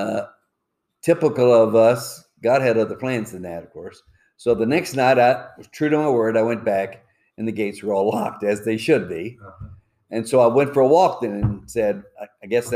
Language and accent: English; Alabama, United States; moved away as an adult; also born or lived in Joliet, Illinois / Southern Indiana / Chicago; I grew up in Alabama